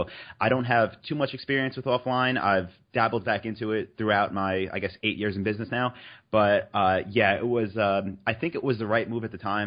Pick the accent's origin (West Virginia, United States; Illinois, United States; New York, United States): New York, United States; moved away as an adult; also born or lived in North Carolina; So I'm from New York